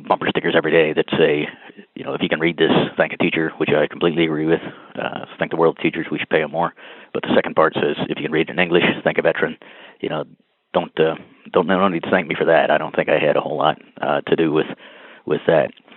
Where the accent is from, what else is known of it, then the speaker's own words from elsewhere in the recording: North Carolina, United States; I'm from North Carolina